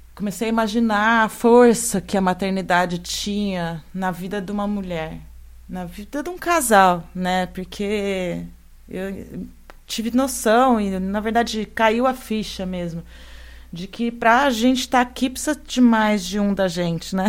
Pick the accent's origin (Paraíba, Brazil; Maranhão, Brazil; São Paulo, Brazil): São Paulo, Brazil; São Carlos; moved away as an adult; also born or lived in Londrina; Fui, fui lá para Londrina, saí de São Carlos, fui lá para o norte do Paraná